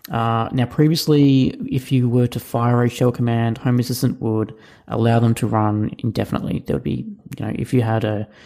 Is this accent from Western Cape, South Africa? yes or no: yes; Cape Town, Western Cape, South Africa; from Cape Town, South Africa.